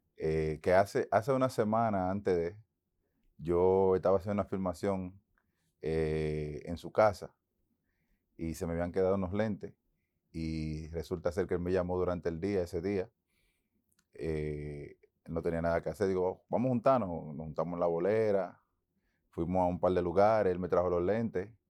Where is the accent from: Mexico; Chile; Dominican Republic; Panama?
Dominican Republic; Santo Domingo; moved away as an adult; also born or lived in Boston, United States; en Santo Domingo, mi tierra, la que amo